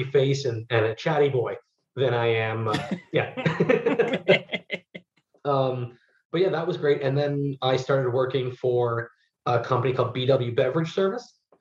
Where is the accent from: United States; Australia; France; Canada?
Canada; Toronto, Ontario; also born or lived in Ottawa; I'm from Toronto originally, but I went to school in Ottawa, so I go home every summer